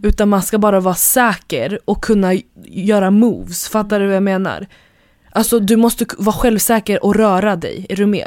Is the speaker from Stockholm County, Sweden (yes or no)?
yes; Stockholm, Stockholm County, Sweden; vi är ändå från Hässelby